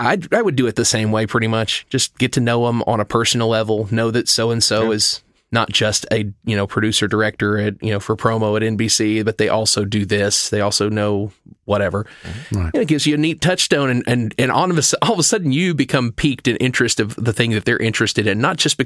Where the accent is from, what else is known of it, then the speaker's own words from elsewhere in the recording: the South, United States; I am from the South. I do care.